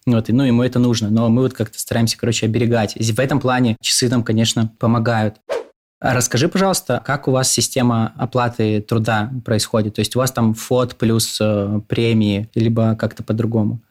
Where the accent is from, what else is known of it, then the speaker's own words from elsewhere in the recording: Birobidzhan, Jewish Autonomous Oblast, Russia; Я из Биробиджана, это город под Хабаровском